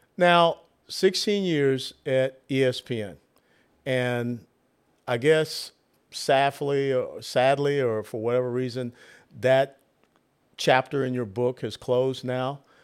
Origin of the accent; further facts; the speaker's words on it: Atlanta, Georgia, United States; I'm from Atlanta